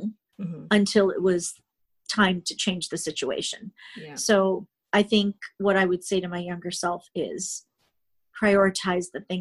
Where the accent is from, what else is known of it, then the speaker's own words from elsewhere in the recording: Canada; I'm Canadian. I'm a progressive Canadian